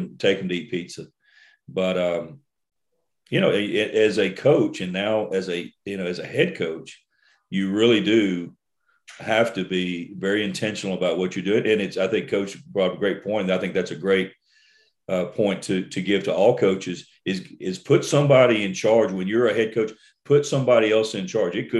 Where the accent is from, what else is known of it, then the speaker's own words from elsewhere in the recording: Port Arthur, Texas, United States; growing up in Port Arthur, my hometown